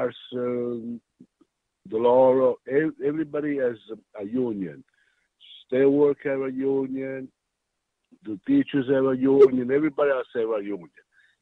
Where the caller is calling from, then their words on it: Sunnyton, Connecticut, United States; Hey, Todd, I'm calling from Sunnyton.